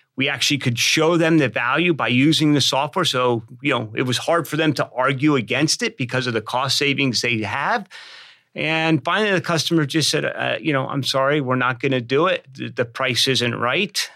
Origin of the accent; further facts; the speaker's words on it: Pennsylvania, United States; I'm from Pennsylvania.